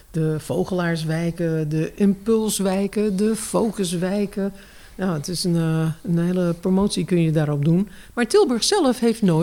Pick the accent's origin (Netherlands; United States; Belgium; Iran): United States; ik als Amerikaanse van oorsprong mag zeggen dat ik wel weet wat een ghetto is.